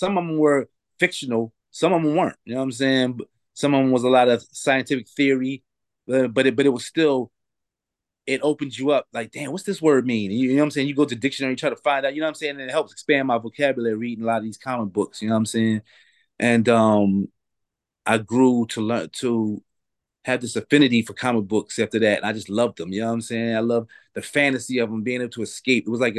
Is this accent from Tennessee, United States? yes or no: no; Philadelphia, Pennsylvania, United States; You know, especially where I was coming from Philadelphia, it was hard to get that good weed.